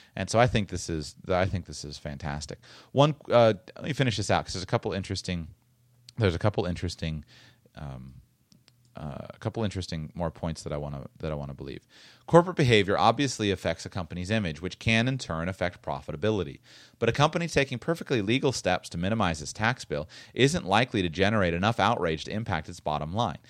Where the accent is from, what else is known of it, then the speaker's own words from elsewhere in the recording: Florida, United States; I'm from Florida